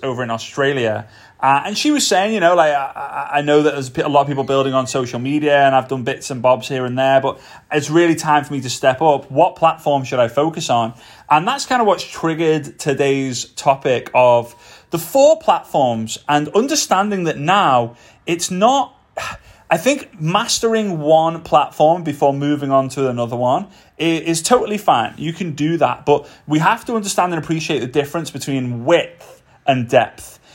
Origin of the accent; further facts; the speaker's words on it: Formby, North West England, United Kingdom; moved away; back to my hometown, Formby.